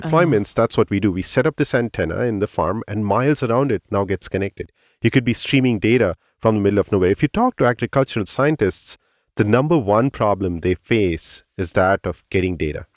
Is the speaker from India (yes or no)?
yes; India; moved away; when I was growing up in India